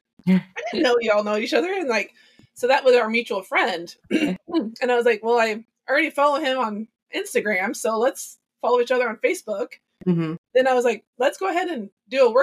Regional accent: Lebanon, Oregon, United States; moved away as an adult; also born or lived in Texas / Kennewick, Washington; I'm from Oregon, and I moved to Texas. Yes. Grew up in Lebanon

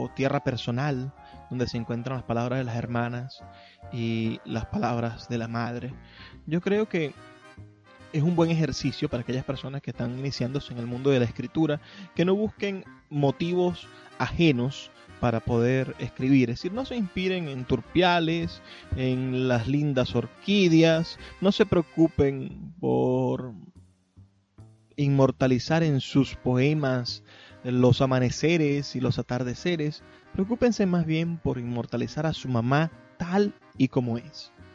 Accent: Maracaibo, Zulia, Venezuela

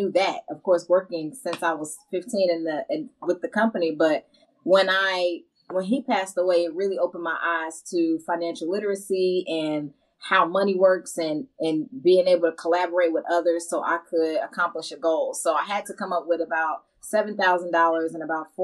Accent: Chicago, Illinois, United States; also born or lived in Augusta, Georgia; I'm from Chicago, south side of Chicago specifically

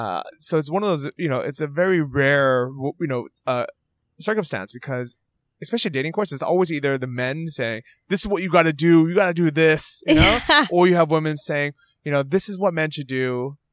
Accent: San Francisco, California, United States; Yeah, I like it, and actually, I feel kind of the same way, because I grew up in San Francisco.

